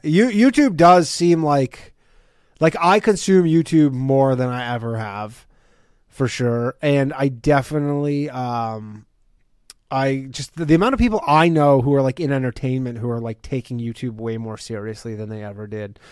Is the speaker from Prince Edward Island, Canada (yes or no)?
no; Ontario, Canada; now in New York, United States; I'm from Canada, right? Like, I don't, I don't even have New York ID. I, I still have my Ontario driver's license